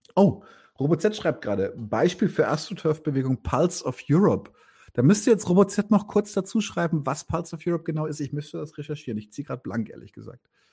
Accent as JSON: {"language": "German", "region": "Bavaria", "country": "Germany", "said": "ich bin ja Bayer"}